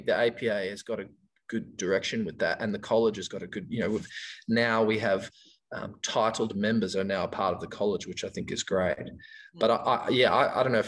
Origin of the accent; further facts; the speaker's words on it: New Zealand; now in Perth, Australia; I came from New Zealand in 1995